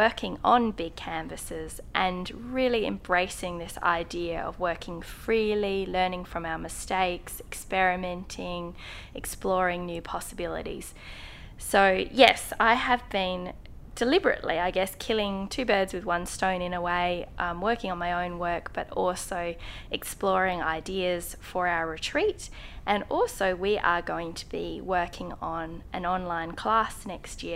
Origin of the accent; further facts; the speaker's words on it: Adelaide, South Australia, Australia; in Adelaide, where I live